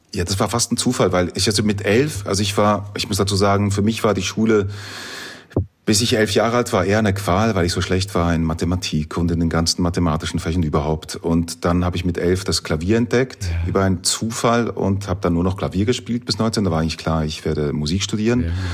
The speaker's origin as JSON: {"language": "German", "town": "Dietikon", "region": "Zurich", "country": "Switzerland", "tie": "born or raised there", "said": "in meiner Heimatstadt, in Dietikon, wo ich aufgewachsen bin"}